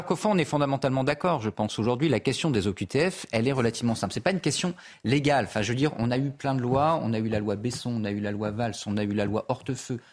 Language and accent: French; Clermont-Ferrand, Auvergne-Rhône-Alpes, France; moi je viens de Clermont-Ferrand.